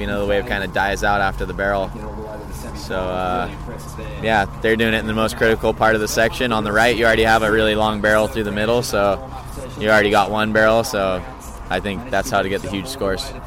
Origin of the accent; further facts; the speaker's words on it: Hawaii, United States; growing up in Hawaii